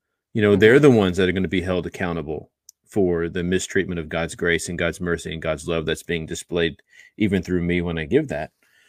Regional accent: Austin, Texas, United States; growing up in Austin, you know, every street corner, someone is asking for something.

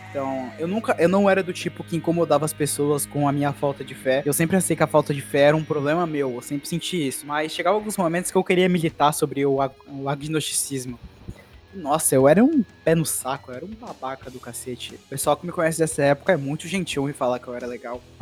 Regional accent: Pernambuco, Brazil; Você tá falando que a cidade que eu vim lá de Pernambuco, ela tinha 110 mil, era uma, era uma cidade até rica

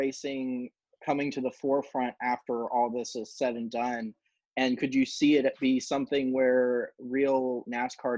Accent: Daytona Beach, Florida, United States; I grew up in Daytona

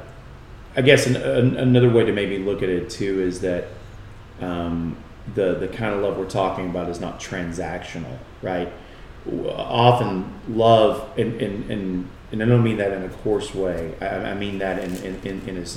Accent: United States; we as English-speaking Americans

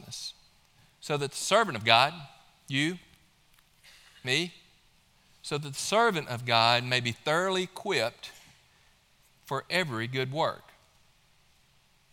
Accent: Mississippi, United States; now in Georgia, United States; my home state of Mississippi

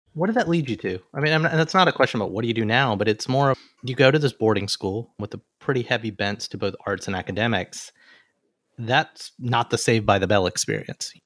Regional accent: Alabama, United States; now in New York City, United States

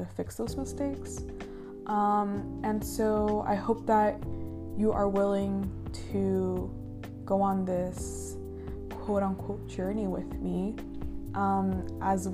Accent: United States; I was born here in the United States

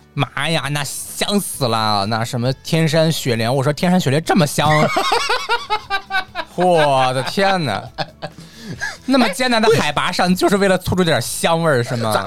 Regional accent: China; 我们中国人咬字有时候像北京人

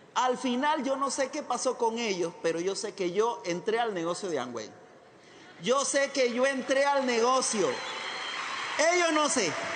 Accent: Chiriquí, Panama; moved away as an adult; also born or lived in Costa Rica; nací en Panamá

